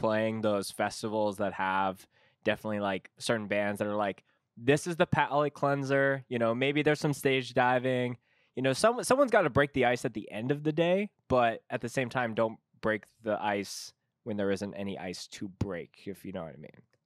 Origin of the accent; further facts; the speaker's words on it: Canada; as a Canadian